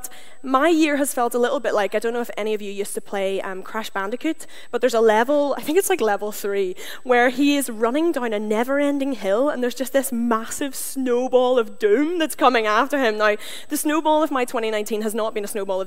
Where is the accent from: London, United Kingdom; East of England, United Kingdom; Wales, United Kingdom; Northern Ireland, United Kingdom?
Northern Ireland, United Kingdom; moved away as an adult; also born or lived in Canada; now in Glasgow, United Kingdom; I'm from Northern Ireland. I don't destroy the English language because of choice, but because of where I'm from